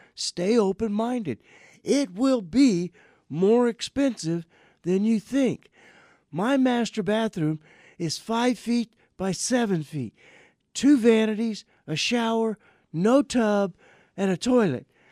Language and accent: English; Welch, Louisiana, United States; moved away; also born or lived in Thornwell, Louisiana; my hometown in Louisiana